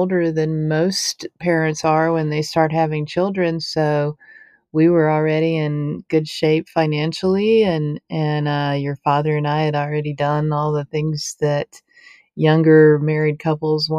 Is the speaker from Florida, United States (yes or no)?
yes; Tallahassee, Florida, United States; also born or lived in Jacksonville, Florida; I was born in the Panhandle, Florida town of Tallahassee, and we lived there until I was in elementary school, and then we moved to Jacksonville, Florida for about 4 years, and then we moved back to Tallahassee where I finished growing up and then went to college